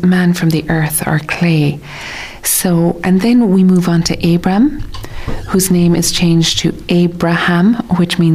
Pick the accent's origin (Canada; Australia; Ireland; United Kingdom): Ireland; as Irish people